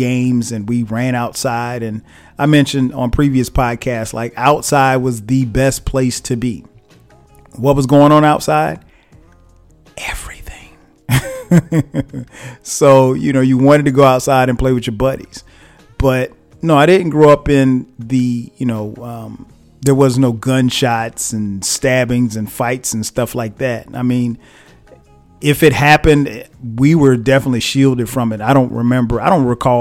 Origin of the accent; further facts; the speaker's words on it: Florence, South Carolina, United States; also born or lived in New Jersey; I grew up in a small town, a place called Florence, South Carolina